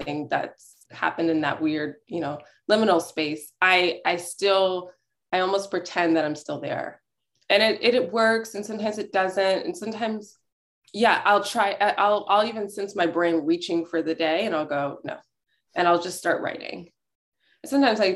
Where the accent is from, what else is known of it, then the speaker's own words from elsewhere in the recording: Houston, Texas, United States; also born or lived in Brooklyn, New York; now in Berkshires, United States; I grew up in Houston